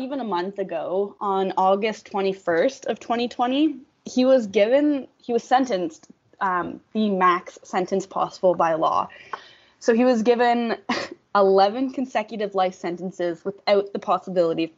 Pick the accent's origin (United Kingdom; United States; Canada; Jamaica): Canada; Ontario; I grew up a couple towns over from where he commit his crimes